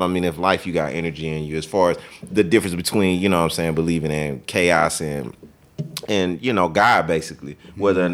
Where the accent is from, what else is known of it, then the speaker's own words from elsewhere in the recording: South Louisiana, United States; moved away as an adult; now in Dallas, United States; I'm from South Louisiana